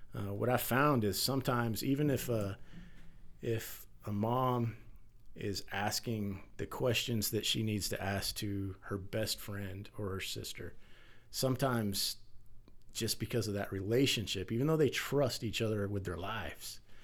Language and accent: English; Texas, United States; as a firefighter, as a father, as a man, as a Texan